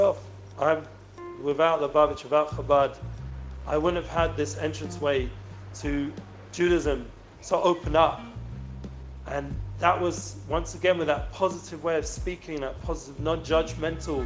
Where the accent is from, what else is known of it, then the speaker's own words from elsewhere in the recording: London, United Kingdom; I'm originally from London